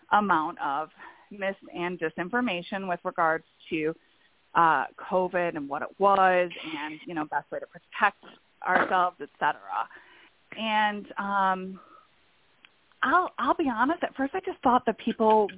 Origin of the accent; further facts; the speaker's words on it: Buffalo, New York, United States; moved away as an adult; also born or lived in Florida; I am originally from Buffalo, New York, and I ended up in Florida for work